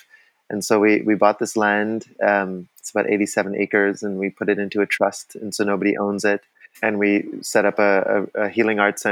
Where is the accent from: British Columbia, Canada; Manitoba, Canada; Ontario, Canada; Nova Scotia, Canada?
British Columbia, Canada; Vancouver; now in Costa Rica; I grew up in Vancouver. I was socialized by Canadians.